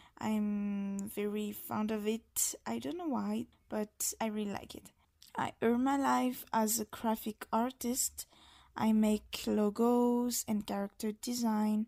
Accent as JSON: {"language": "English", "country": "Madagascar", "second_language": "English", "said": "I'm an illustrator from Madagascar."}